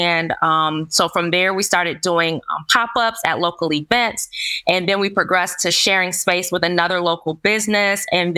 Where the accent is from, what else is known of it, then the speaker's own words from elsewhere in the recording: Lansing, Michigan, United States; So I grew up in the Lansing School Districts, and I graduated from Sexton High School way back in 2003.